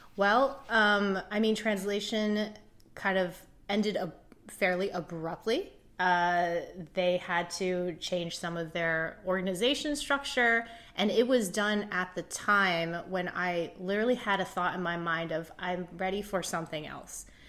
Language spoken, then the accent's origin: English; Indiana, United States; also born or lived in Shanghai, China; I grew up in Indiana